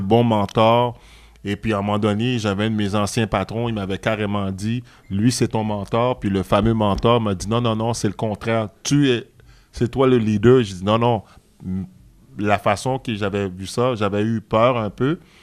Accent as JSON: {"language": "French", "region": "Quebec", "country": "Canada", "tie": "born or raised there", "said": "je suis né au Canada. Puis quand tu es né au Canada, puis euh, le Québec, c'est une province."}